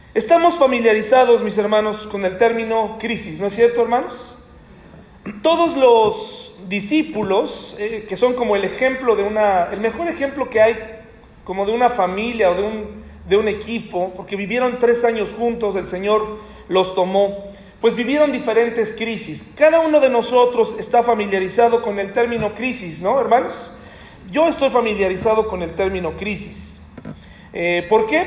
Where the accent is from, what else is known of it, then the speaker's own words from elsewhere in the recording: Mexico; como mexicano